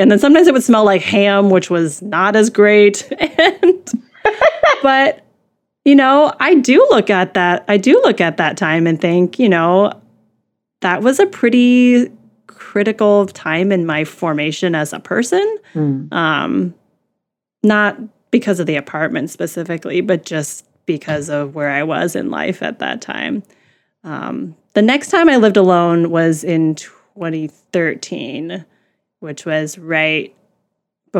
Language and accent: English; Midwest, United States; I grew up in the Midwest. There's not a lot of Asians here.